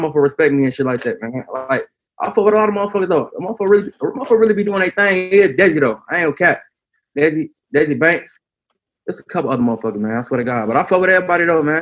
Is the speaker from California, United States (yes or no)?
no; Chicago, Illinois, United States; moved away; also born or lived in Atlanta; I'm from Chicago